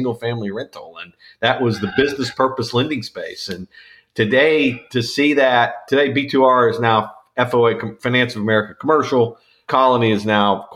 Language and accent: English; Northwest Arkansas, United States; I grew up in Northwest Arkansas